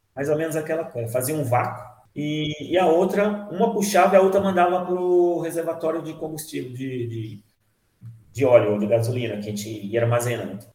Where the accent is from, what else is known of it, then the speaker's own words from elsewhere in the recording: Minas Gerais, Brazil; moved away as an adult; now in São Paulo, Brazil; nasci aqui em São Paulo, mas fui criado em Minas. Eu falo que eu sou mineiro